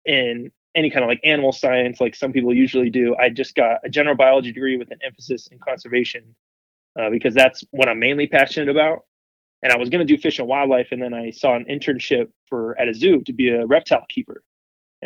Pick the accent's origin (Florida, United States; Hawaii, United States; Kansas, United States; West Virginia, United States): Florida, United States; South; moved away as an adult; now in El Paso, United States; I grew up in South Florida, so already there, you know, that's home to all kinds of wildlife.